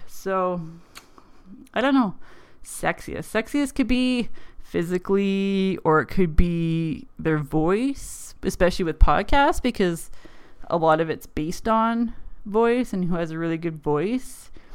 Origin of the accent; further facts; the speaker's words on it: Canada; accent: weird Canadian; probably my accent, how I pick up words like pop and bar and boat and pants and just have a really weird Canadian accent